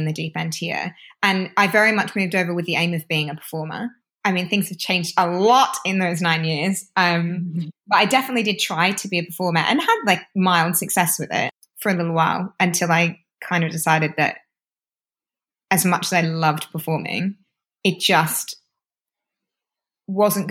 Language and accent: English; Australia; now in London, United Kingdom; as an Aussie